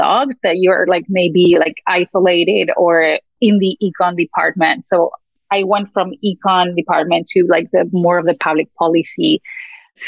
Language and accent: English; Argentina; moved away as an adult; also born or lived in United States; I'm originally from Argentina and I came to the US to do a PhD in economics